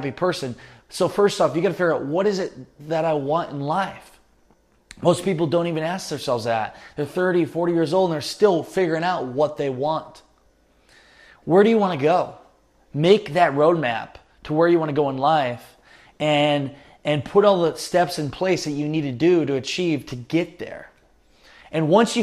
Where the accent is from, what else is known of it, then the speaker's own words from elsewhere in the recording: Northeast Iowa, United States; I grew up in Northeast Iowa.